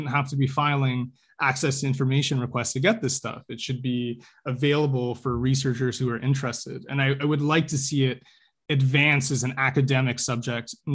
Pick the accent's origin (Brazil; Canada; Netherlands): Canada